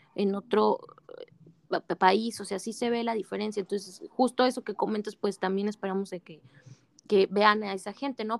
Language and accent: Spanish; Mexico; nos representa como mexicanos